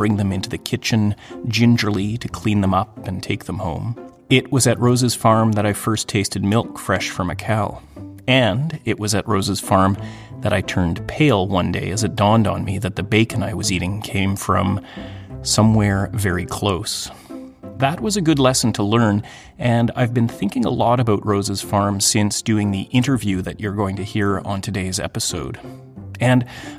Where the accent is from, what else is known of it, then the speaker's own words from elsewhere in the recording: Thunder Bay, Ontario, Canada; I grew up in Canada, in a small city in northwestern Ontario in the 1970s and 80s